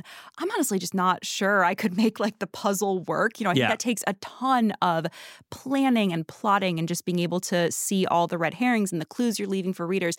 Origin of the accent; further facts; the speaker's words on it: Connecticut, United States; No, I'm from Connecticut.